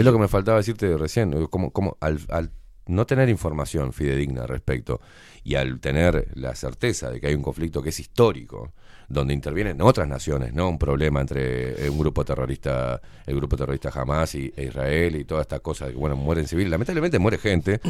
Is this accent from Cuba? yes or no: no; Uruguay; nuestro país